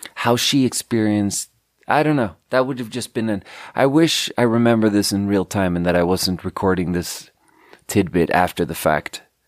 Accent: Skåne, Sweden; moved away; tell them I'm from Skåne

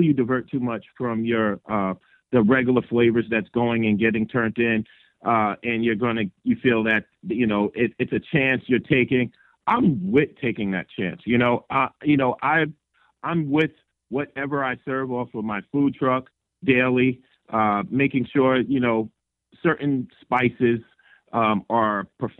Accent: New York, United States; now in Phoenix, United States; being from New York

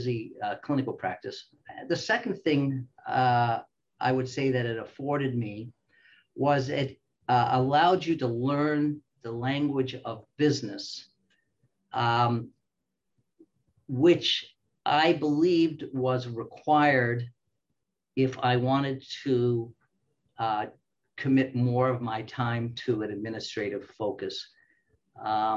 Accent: Australia; also born or lived in Canada / Springfield, Illinois, United States; now in United States; I am Australian by birth, Canadian by training

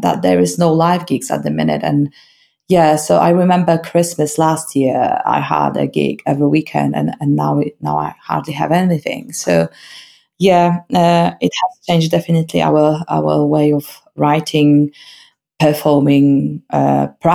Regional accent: Malbork, Pomeranian Voivodeship, Poland; English is a second language; moved away as an adult; also born or lived in Gdańsk; now in Leeds, United Kingdom; I was born in Gdańsk, but I grew up in Malbork, which is 60 kilometers down to south from Gdańsk

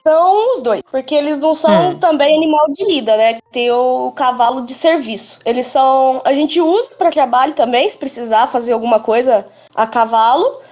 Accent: Botelhos, Minas Gerais, Brazil

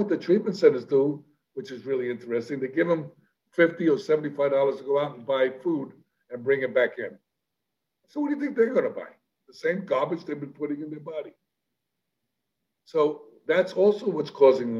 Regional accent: New York City, New York, United States; I'm a kid from the South Bronx. I'm a street kid

